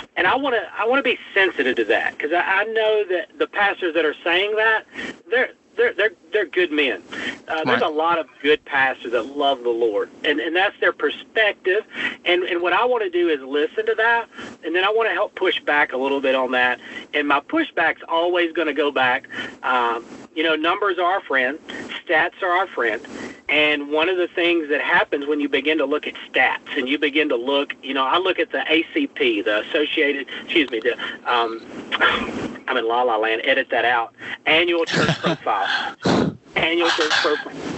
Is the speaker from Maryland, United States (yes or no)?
no; North Mississippi, United States; moved away as an adult; also born or lived in Senatobia, Mississippi; now in New Orleans, United States; from North Mississippi